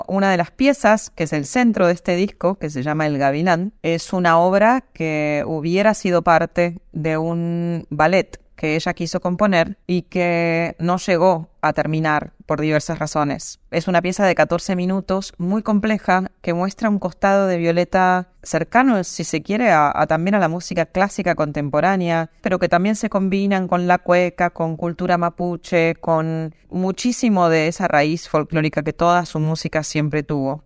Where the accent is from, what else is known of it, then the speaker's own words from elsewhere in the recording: Buenos Aires, Argentina; now in New York, United States; soy de Buenos Aires